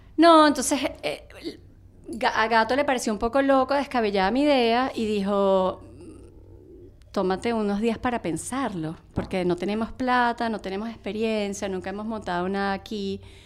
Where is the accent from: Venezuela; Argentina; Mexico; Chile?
Venezuela; moved away as an adult; now in New York, United States; yo me vine de Venezuela